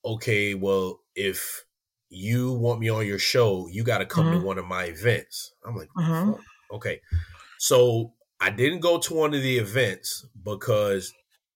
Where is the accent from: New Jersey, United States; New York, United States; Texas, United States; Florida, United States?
Florida, United States; Miami; I always say I'm from Miami